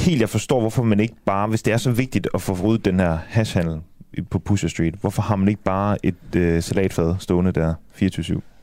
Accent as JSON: {"language": "Danish", "town": "Aarhus", "region": "Central Denmark Region", "country": "Denmark", "moved": "yes", "lives_now": "Copenhagen, Denmark", "said": "nu er jeg selv fra Aarhus, og ja. kun lige flyttet til øh, København her"}